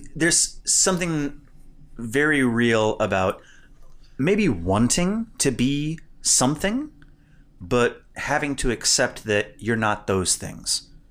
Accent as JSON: {"language": "English", "region": "Indiana", "country": "United States", "tie": "born or raised there", "moved": "yes", "said": "I grew up initially in Indiana, which is a basketball state."}